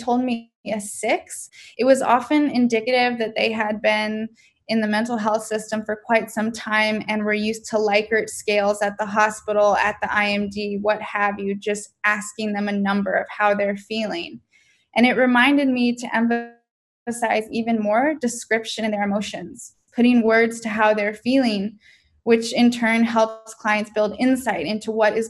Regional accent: San Diego, California, United States; I'm from San Diego

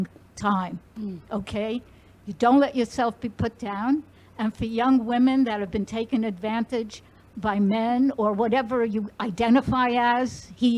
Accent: New York, United States; I am from New York

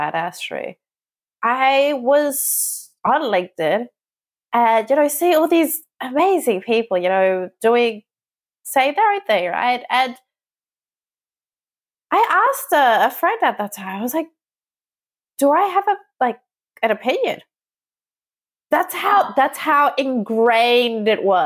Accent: Australia; moved away as an adult; also born or lived in Southeast Asia; I grew up in Australia and I was born there

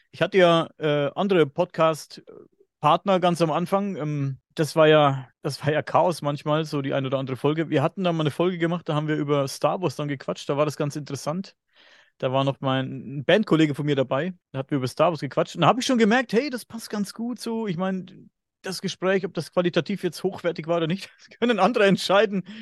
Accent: Bavaria, Germany; accent: Upper Franconian; Ich klinge immer noch wie ein Bauer, aber ich bin ja Oberfranke und wir sind ja ein bisschen sprachbehindert, sagen, behaupten böse Zungen, sag ich mal. Ich habe ja eigentlich einen ganz krassen oberfränkischen, oberfränkischen Dialekt, den ich nicht ganz verstecken kann

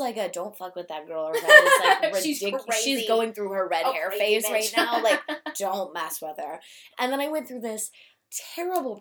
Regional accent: Newport News, Virginia, United States; also born or lived in Hampton, Virginia; now in Norfolk, United States; I, was born in Newport News, Virginia, and, about 4 or 5 years ago, I moved to Norfolk

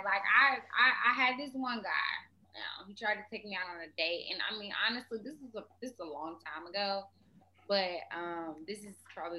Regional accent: Birmingham, Alabama, United States; I'm 24 years old. I'm from Birmingham.

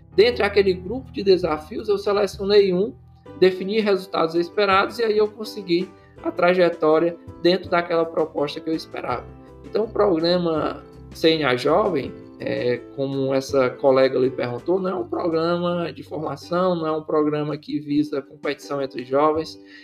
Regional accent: Ceará, Brazil; eu sou cearense, cearense fala rápido

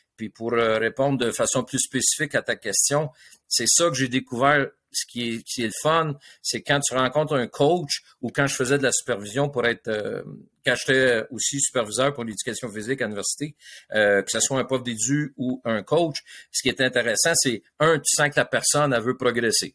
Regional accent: Le Moyne, Quebec, Canada; j'étais un petit gars de ville le sur la rive sud

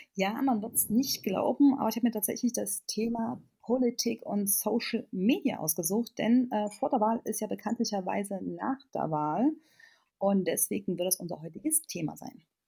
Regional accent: Erfurt, Thuringia, Germany; ich komme jetzt aus Erfurt

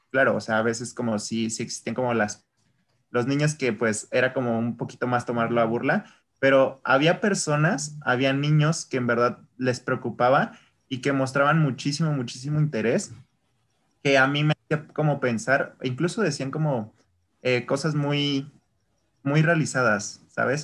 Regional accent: Mexico; yo soy mexicano

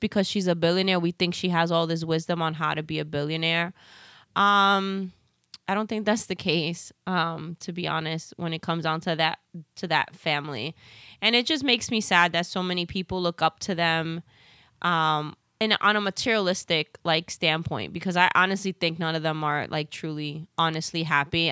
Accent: New York City, New York, United States; accent: Bronx; my Bronx accent

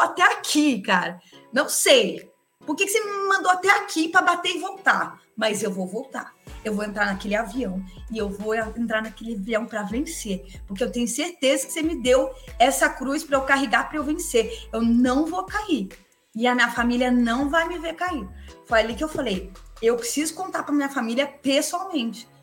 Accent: interior of São Paulo, Brazil; sou do interior de São Paulo

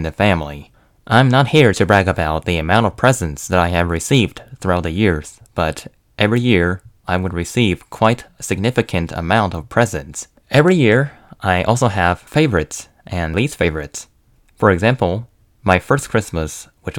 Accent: China; now in United States; I am from China.

